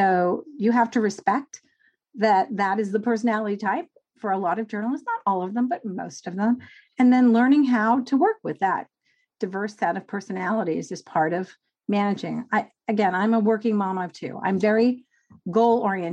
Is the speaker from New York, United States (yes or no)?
yes; New York, United States; I grew up in New York